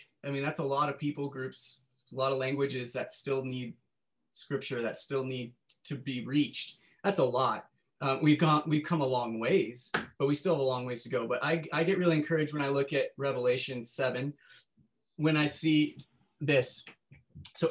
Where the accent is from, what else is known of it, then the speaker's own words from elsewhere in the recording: Northern California, United States; I grew up in Northern California